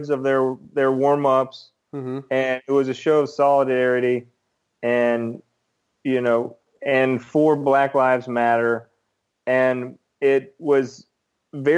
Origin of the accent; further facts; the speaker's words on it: United States; as an American